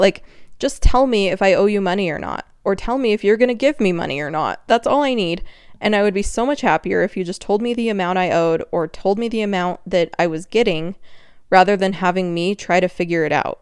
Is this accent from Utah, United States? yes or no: yes; Utah, United States; accent: Utah; There was my Utah accent